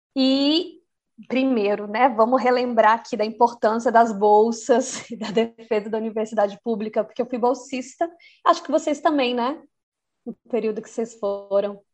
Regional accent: Brasília, Federal District, Brazil; moved away as an adult; also born or lived in Maputo, Mozambique / Buenos Aires, Argentina / Mendoza, Argentina / Valparaíso, Chile; now in Pisa, Italy; E é nesse lugar que eu nasci, né, no Núcleo Bandeirante, onde eu acreditei que fosse ser minha casa e única casa durante o resto da minha vida

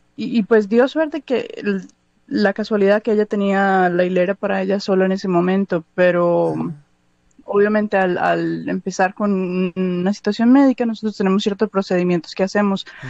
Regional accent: Medellín, Antioquia, Colombia; moved away as an adult; also born or lived in Los Angeles, United States; now in United States; nací en Los Ángeles y me crié en Colombia, pero en el 2006 me vine yo solo para acá

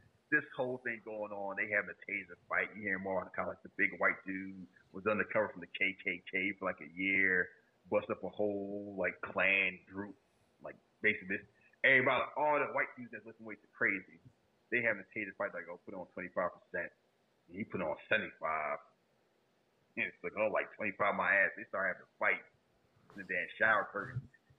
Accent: Northeast, United States; I grew up in the Northeast

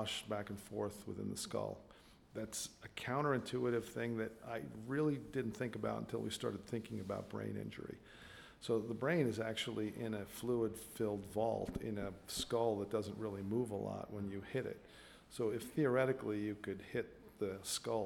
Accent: Long Island, New York, United States; also born or lived in Iowa; now in Portland, United States; I was born and raised in Long Island

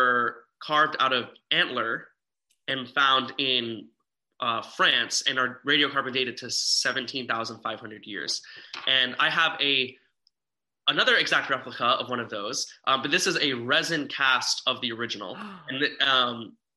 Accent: Las Vegas, Nevada, United States; me being born and raised in Las Vegas

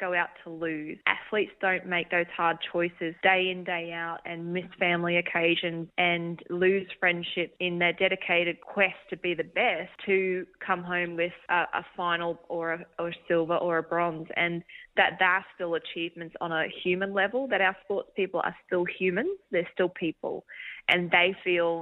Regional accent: Australia

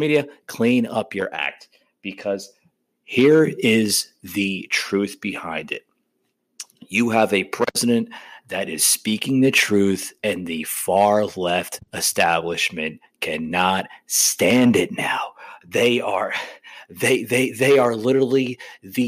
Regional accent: New Jersey, United States; I was born and raised in New Jersey

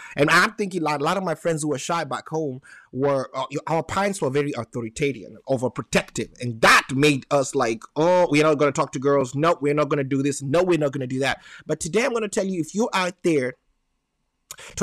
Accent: Nairobi, Kenya; English is a second language; now in United States; I was born in Nairobi, Kenya

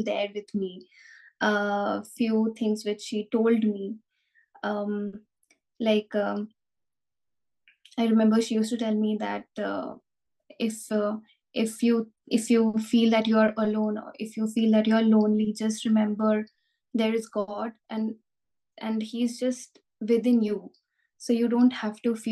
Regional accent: Kolkata, West Bengal, India; moved away as an adult; now in Berlin, Germany; I'm originally from India. Kolkata is my hometown.

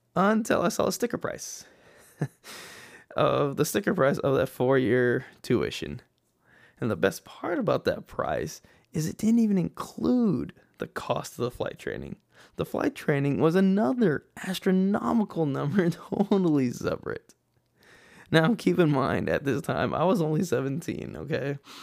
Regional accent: El Paso, Texas, United States; moved away as an adult; I was born in El Paso, Texas, West Texas, okay? And out there, I was born and raised

